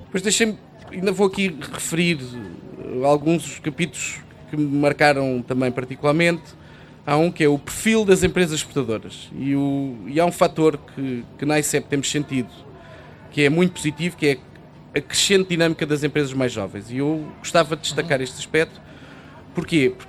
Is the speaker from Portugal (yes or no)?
yes; Portugal; obviamente dizemos que somos portugueses